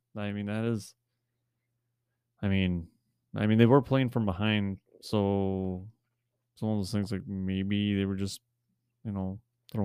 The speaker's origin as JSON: {"language": "English", "region": "Wisconsin", "country": "United States", "said": "So, we're from Wisconsin. We have a dealership. Dorsch Ford Kia."}